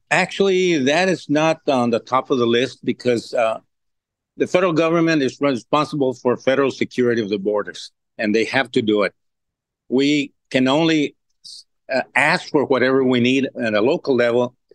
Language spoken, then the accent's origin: English; Laredo, Texas, United States; I've been born and raised here and have been all my life here